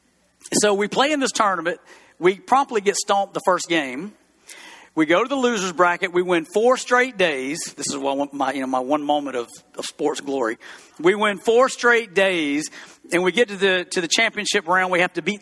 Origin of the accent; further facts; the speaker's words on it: East Brewton, Alabama, United States; moved away; I grew up in East Bruton, Alabama